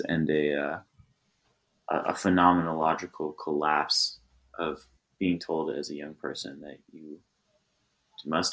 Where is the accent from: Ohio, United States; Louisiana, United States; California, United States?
California, United States; Los Angeles; I grew up in the South Bay, near the beach